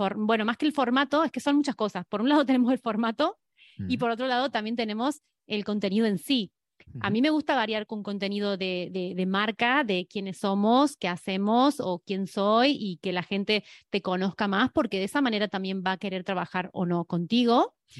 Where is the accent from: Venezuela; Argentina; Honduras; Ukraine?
Argentina; moved away as an adult; now in Spain; soy argentina y que, y que vivo en España 17 años